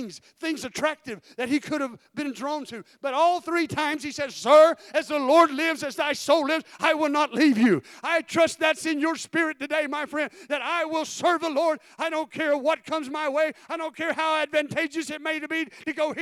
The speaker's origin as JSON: {"language": "English", "region": "Florida", "country": "United States", "said": "I'm from Florida"}